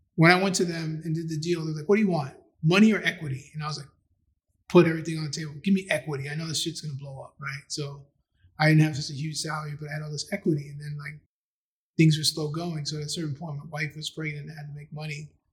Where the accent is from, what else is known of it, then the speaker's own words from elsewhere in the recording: New York City, New York, United States; also born or lived in Philadelphia / Maryland; I grew up in Astoria, which is about a mile or so away from Queensbridge